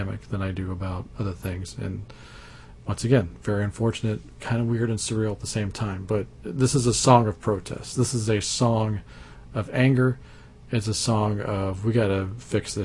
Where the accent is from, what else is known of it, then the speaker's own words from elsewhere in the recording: Abilene, Texas, United States; also born or lived in Dallas-Fort Worth area, Texas; I grew up in Abilene, Texas, which is a small town by big town standards